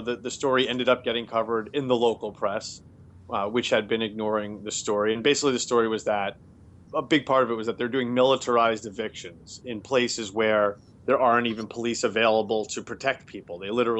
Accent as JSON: {"language": "English", "town": "Queens", "region": "New York", "country": "United States", "lives_now": "Boston, United States", "said": "especially I'm from Queens and I've lived in Boston for, you know, 14 years."}